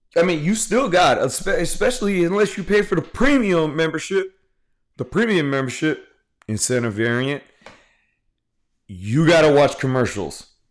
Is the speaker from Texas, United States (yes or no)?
yes; Houston, Texas, United States; I'm from Houston, Texas